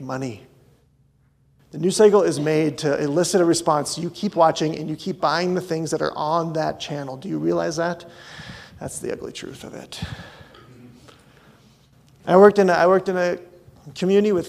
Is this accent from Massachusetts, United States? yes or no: no; North Dakota, United States; moved away; I grew up in North Dakota.